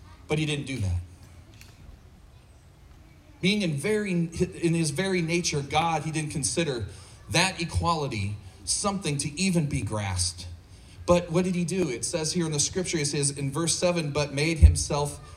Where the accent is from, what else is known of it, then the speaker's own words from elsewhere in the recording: United States; as an American